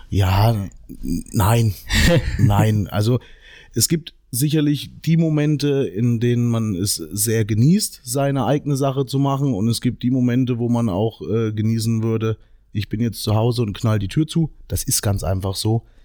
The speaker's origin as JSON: {"language": "German", "town": "Meiningen", "region": "Thuringia", "country": "Germany", "said": "ich bin aus Meining"}